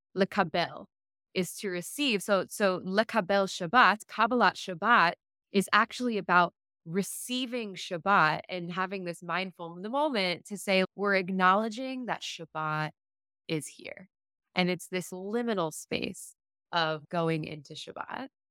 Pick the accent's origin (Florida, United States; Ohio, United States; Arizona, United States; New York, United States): Florida, United States; South; I grew up in South Florida